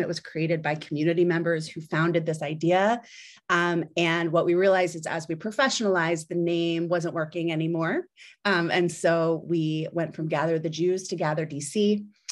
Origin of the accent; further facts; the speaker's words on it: New Jersey, United States; moved away as an adult; also born or lived in Philadelphia / New York; now in Washington, D.C., United States; I was born in Philadelphia. Um, I grew up in South Jersey, right outside